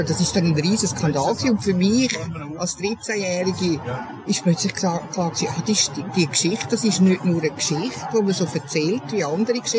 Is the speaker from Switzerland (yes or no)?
yes; Switzerland; das Fremdsein in der Schweiz, da wo ich aufgewachsen bin